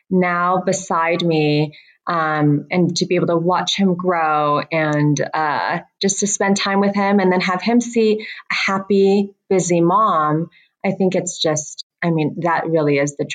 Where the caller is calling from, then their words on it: Joshua Tree, California, United States; I am calling from the set of Bling Empire. We are currently filming Bling Empire in, in Joshua Tree, which is um, just about 20, 30 minutes away from Palm Springs.